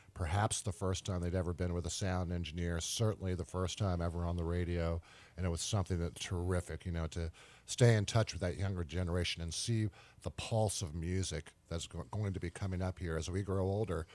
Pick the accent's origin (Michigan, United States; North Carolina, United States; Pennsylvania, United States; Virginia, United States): Virginia, United States; Richmond; right here in Richmond, my hometown